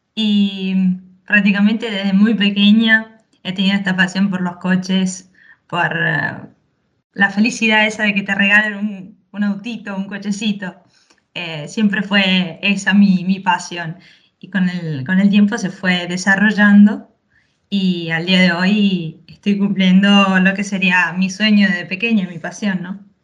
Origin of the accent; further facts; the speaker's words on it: Chaco, Argentina; Yo nací en Chaco, Argentina, norte